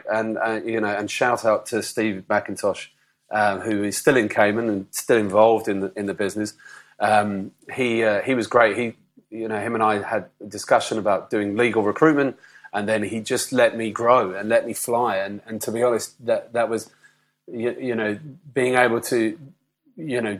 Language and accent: English; United Kingdom; moved away as an adult; also born or lived in London; if you wanted to go to Australia as a Brit, on a work permit for a year, you had to go before the age of 30. So I was, I think, 29 at the time